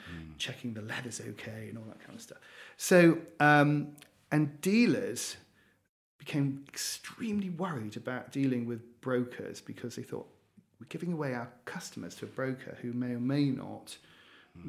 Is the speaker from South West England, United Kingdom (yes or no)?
no; Newcastle upon Tyne, North East England, United Kingdom; moved away; I am a Geordie, um, so I grew up in Newcastle, a little bit colder than down here